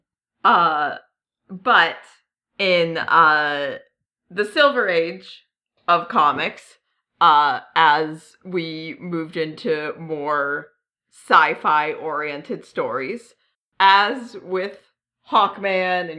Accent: New England, United States; I'm from New England

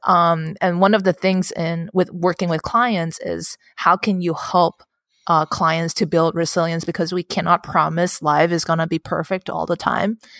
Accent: Hong Kong; my, um, upbringing in Hong Kong

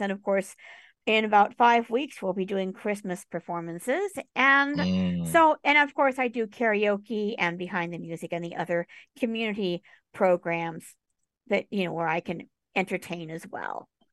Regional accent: Tucson, Arizona, United States; moved away; also born or lived in New York City / Boulder, Colorado; My parents and I, we moved to Boulder, Colorado. We spent a few years there. And then we moved to Tucson, Arizona

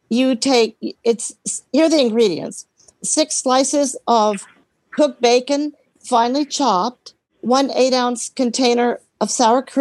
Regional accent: Alexandria, Virginia, United States; Um, I'm from Alexandria, Virginia.

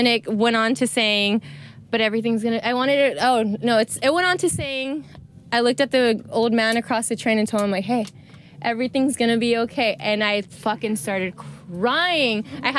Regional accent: United States; moved away as an adult; also born or lived in Australia; being American, living in Australia

